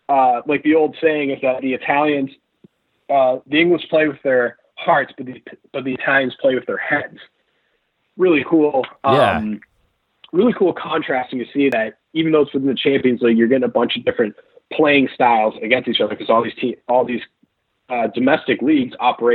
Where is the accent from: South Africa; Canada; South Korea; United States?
United States; Chicago, Illinois; I'm from Chicago. Let's do it.